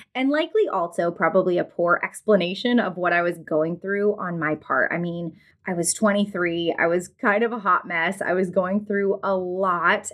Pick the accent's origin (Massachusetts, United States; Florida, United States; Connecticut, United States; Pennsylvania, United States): Florida, United States; now in North Mississippi, United States; I'm actually from Florida originally and now live in North Mississippi